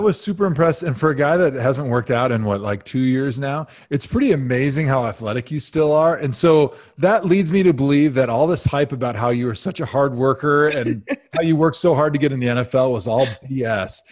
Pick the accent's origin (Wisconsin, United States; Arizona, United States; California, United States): Wisconsin, United States; outside of Milwaukee; moved away as an adult; also born or lived in Madison, Wisconsin / Cleveland, Ohio; I grew up outside of Milwaukee.